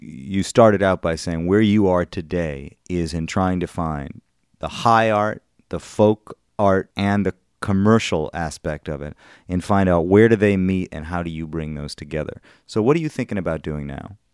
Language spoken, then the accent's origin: English; Madison, Wisconsin, United States; moved away; Madison, Wisconsin, where I'm from